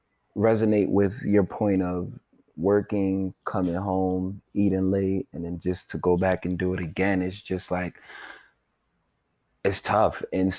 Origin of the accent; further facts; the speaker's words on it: Nigeria; For the people that are listening that may not know, I am, you know, I'm Nigerian.